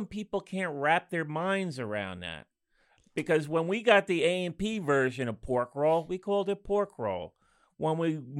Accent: Monmouth County, New Jersey, United States; I grew up in Monmouth.

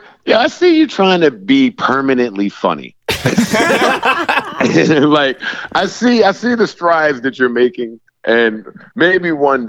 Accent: New York City, New York, United States; I'm a New Yorker.

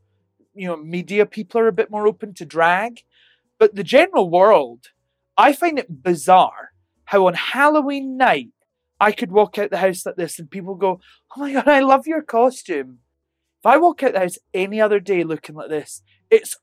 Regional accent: Helensburgh, Scotland, United Kingdom; also born or lived in Glasgow; I'm from Helensburgh in Scotland, a tiny, tiny town. I moved to Glasgow and I'm in Vegas.

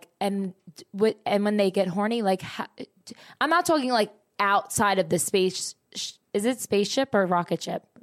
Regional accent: Toronto, Ontario, Canada; I'm from Toronto.

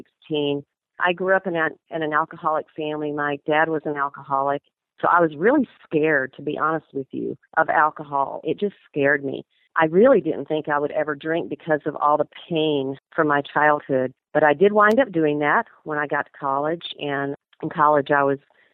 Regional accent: Georgia, United States; moved away as an adult; also born or lived in New England; now in Wyoming, United States; I grew up in Georgia, so I'm a little Georgia peach, and I went to college there

